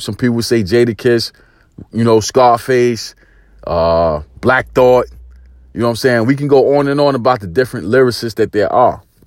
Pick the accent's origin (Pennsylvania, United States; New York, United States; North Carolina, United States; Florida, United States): New York, United States; New York City; growing up in East New York, Brooklyn, in the eighties